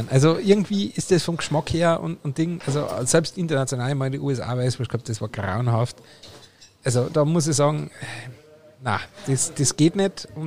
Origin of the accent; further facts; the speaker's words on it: Austria; Aber als Österreicher bin ich ja schon immer sehr senfaffin gewesen.